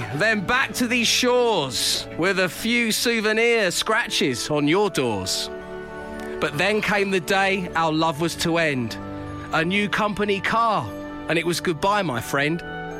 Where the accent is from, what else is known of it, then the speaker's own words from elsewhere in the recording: Cockney, London, United Kingdom; accent: semi-cockney; my squeaky semi-cockney